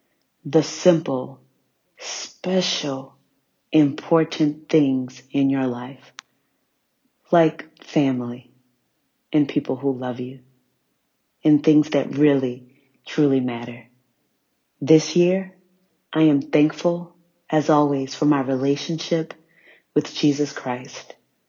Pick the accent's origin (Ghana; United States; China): United States; New Orleans, Louisiana; I'm from New Orleans.